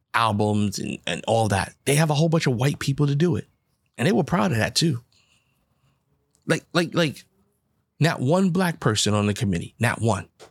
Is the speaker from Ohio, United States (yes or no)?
no; New York City, New York, United States; I grew up in the Bronx, New York.